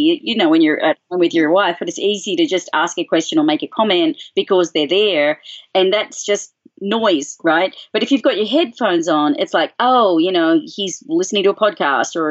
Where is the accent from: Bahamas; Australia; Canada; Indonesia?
Australia; also born or lived in Boulder, Colorado; now in United States; I'm Australian